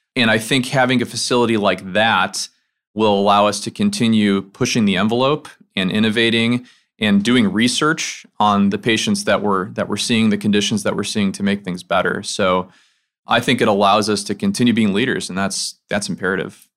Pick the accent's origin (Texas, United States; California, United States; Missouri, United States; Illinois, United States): Illinois, United States; outside Chicago; moved away as an adult; now in Memphis, United States; I'm from the Midwest. I grew up outside Chicago